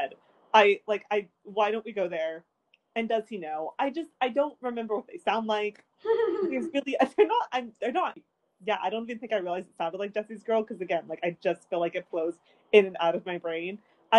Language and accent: English; United States; I'm an American